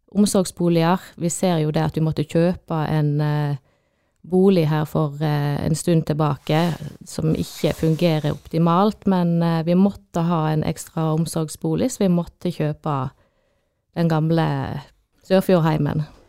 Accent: Odda, Vestland, Norway; jeg er jo eh, fra Odda

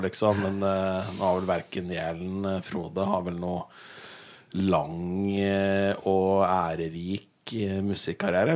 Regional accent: Raufoss, Innlandet, Norway; moved away as an adult; also born or lived in Bergen; Jeg vokste opp på Raufoss

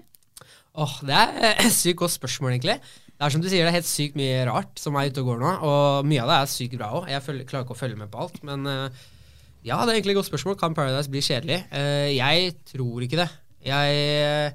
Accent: Oslo, Norway; also born or lived in Mysen, Indre Østfold; now in Fredrikstad, Norway; jeg er oppvokst på Ammerud

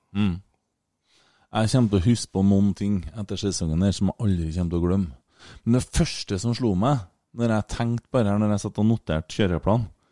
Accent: Trøndelag, Norway; Vi er jo trøndere

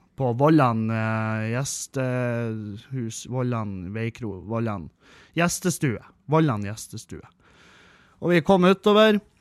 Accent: Bodø, Nordland, Norway; jeg er fra Bodø. Jeg bor i Bodø

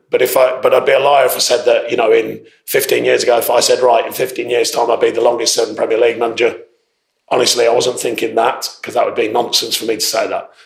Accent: Northampton, East Midlands, United Kingdom; Northampton, which meant a lot because it was my hometown at that time

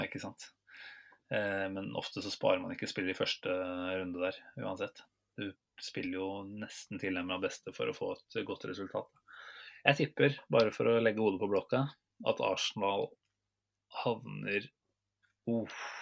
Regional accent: Norway; selv som nordmenn

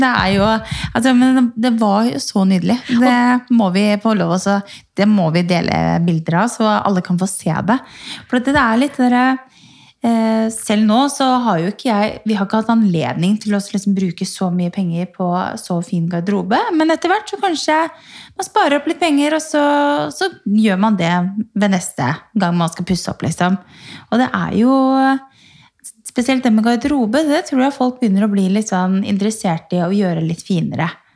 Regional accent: Norway; hjemme i Norge

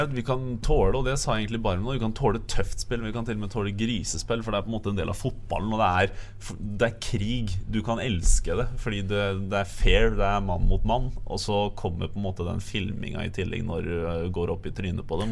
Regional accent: Østfold, Norway; also born or lived in Fredrikstad; now in Bergen, Norway; Jeg er nå østlending. Jeg, jeg, er ikke, jeg, er ikke, så glad i den kulda, selv om dere tror at det bare er is og vinter og sånt på Østlandet. Så er jeg fra Østfold

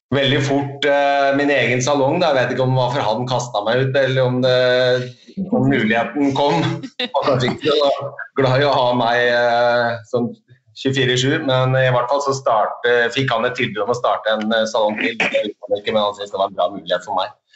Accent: Hamar, Innlandet, Norway; Du, det er i Hamar. Det er der jeg kommer fra.

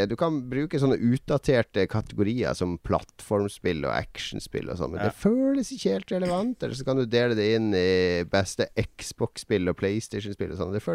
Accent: Northern Norway, Norway; Så da blir det liksom sånn at jeg legger om dialekta litt for at de skal skjønne den her nordlendingen.

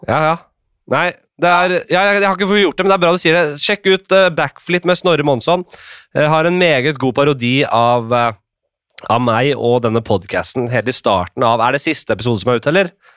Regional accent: Oslo, Norway; da jeg vokste opp på Nordstrand

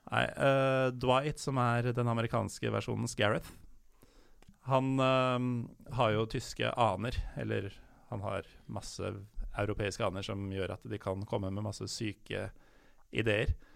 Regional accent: Norway; jeg som nordmann

